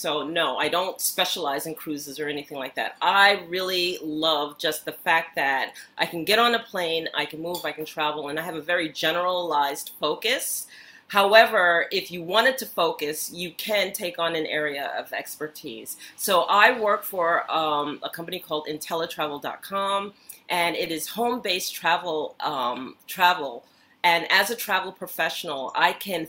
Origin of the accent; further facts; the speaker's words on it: United States; also born or lived in New York; I grew up in the United States. I was born in New York.